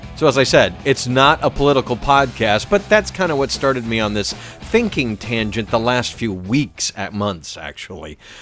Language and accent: English; Atlanta, Georgia, United States; moved away as an adult; I grew up in Atlanta, but I've moved around a lot w-, with the radio career